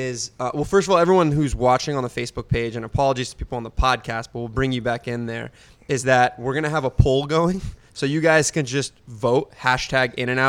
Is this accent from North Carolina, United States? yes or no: no; Southern California, United States; Born and raised in Southern California